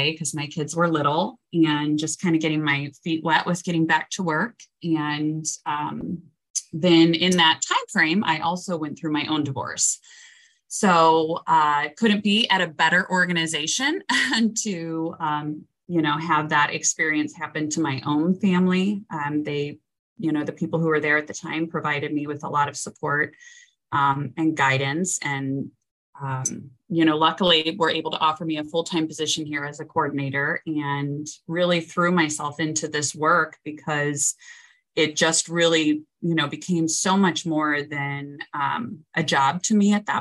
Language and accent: English; St. Louis, Missouri, United States; I was born and raised in St. Louis, grew up in St. Louis Hills